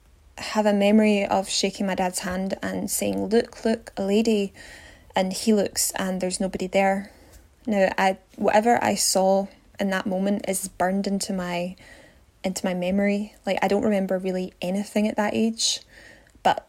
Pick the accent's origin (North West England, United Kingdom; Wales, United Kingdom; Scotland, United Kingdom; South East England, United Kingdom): Scotland, United Kingdom; Glasgow; I'm from Glasgow in Scotland